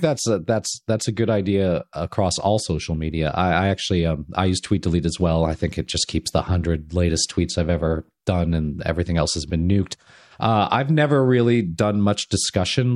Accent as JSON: {"language": "English", "region": "Southern California", "country": "United States", "tie": "born or raised there", "said": "I grew up in Southern California"}